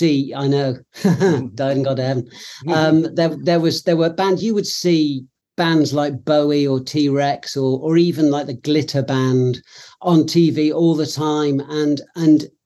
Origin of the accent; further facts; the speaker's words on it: Cheltenham, South West England, United Kingdom; now in London, United Kingdom; I come from Cheltenham. I live in London, but I come from Cheltenham originally, which is a town in Gloucestershire in the West Country